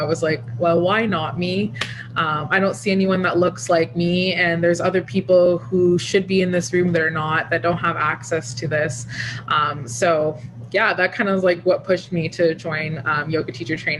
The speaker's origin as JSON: {"language": "English", "town": "Toronto", "region": "Ontario", "country": "Canada", "tie": "born or raised there", "also_born_or_lived": "Ottawa", "said": "I grew up in the Scarborough part of Toronto"}